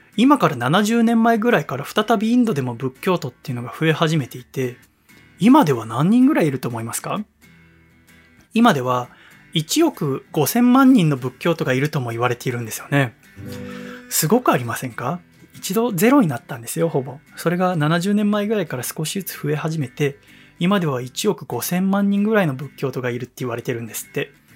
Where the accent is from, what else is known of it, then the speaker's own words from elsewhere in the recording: Yokohama, Kanagawa, Japan; 私、横浜生まれ、横浜育ちですから